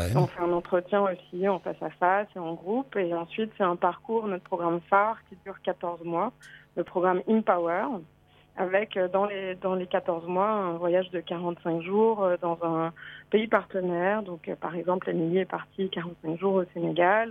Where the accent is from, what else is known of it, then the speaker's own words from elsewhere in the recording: France; moved away as an adult; also born or lived in United States; je suis revenue en France, euh, mon pays d'origine